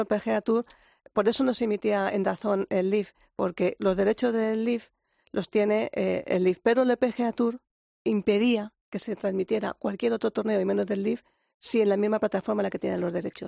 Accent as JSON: {"language": "Spanish", "country": "Spain", "said": "como española"}